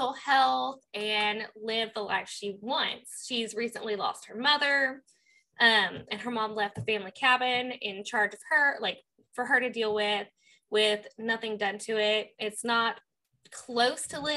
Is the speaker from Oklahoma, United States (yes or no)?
yes; Southeast Oklahoma, United States; where I grew up in Southeast Oklahoma.